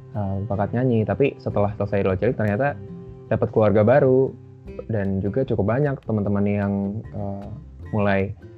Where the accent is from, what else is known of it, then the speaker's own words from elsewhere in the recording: Batam, Riau Islands, Indonesia; moved away; aku dari kecil di Batam itu udah sering ikut lomba-lomba nyanyi